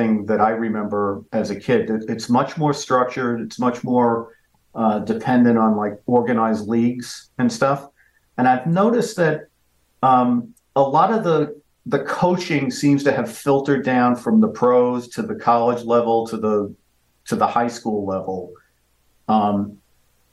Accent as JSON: {"language": "English", "town": "New York City", "region": "New York", "country": "United States", "tie": "born or raised there", "moved": "yes", "said": "I grew up in a place called Parkchester, which is basically an apartment complex in the Bronx"}